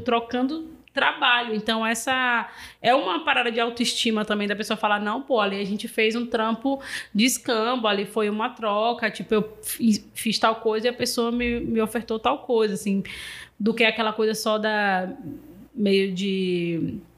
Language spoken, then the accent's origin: Portuguese; Salvador, Bahia, Brazil; eu sou de Cajazeira, fique de boa, sou do final de linha da 2